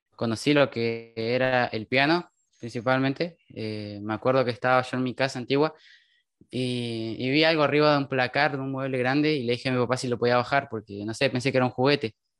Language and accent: Spanish; Cutral Có, Neuquén, Argentina; otra gente de acá de mi ciudad me fue apoyando